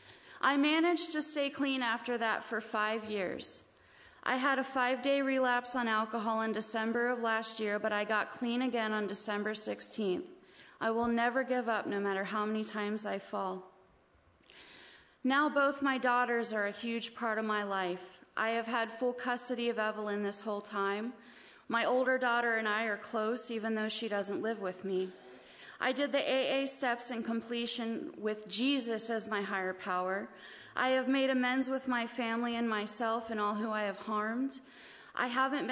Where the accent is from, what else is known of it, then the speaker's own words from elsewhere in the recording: Baltimore, Maryland, United States; I was born in Baltimore